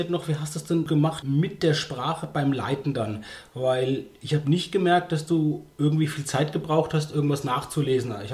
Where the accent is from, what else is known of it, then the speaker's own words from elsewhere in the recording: Germany; uns als Deutsche nicht so geläufige englische Worte